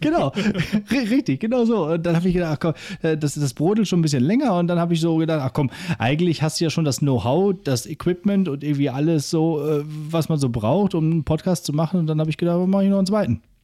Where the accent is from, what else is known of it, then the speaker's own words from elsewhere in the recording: Northern Germany, Germany; ich komme auch aus dem Norden